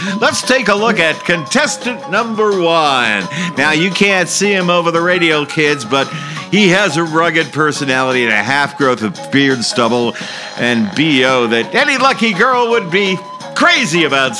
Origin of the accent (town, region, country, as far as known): United States; moved away